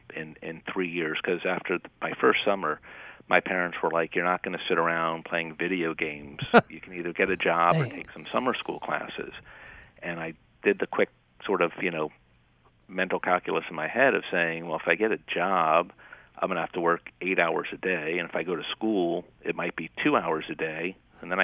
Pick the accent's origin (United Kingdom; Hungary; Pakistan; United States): United States; Miami, Florida; moved away as an adult; also born or lived in Chapel Hill, North Carolina / Chicago, Illinois; now in Atlanta, United States; I grew up in Miami.